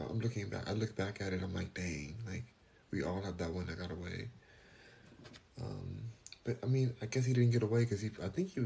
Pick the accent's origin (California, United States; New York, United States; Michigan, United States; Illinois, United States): California, United States; Los Angeles; now in Houston, United States; I'm in Houston now, but I'm from Los Angeles